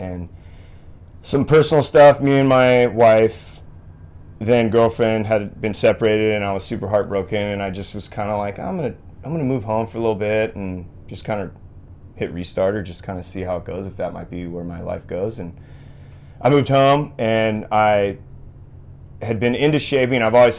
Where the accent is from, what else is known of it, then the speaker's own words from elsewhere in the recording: Santa Barbara, California, United States; I grew up in Santa Barbara, and so there's a lot of, you know, like shaping history out of Santa Barbara area